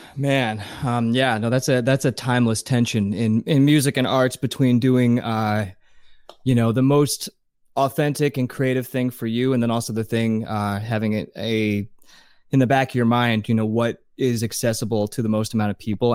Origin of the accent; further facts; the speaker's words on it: New Jersey, United States; also born or lived in Pennsylvania / Massachusetts / Arizona / Las Vegas; now in Los Angeles, United States; I grew up in New Jersey. Then we moved to Pennsylvania. I went to high school in Pennsylvania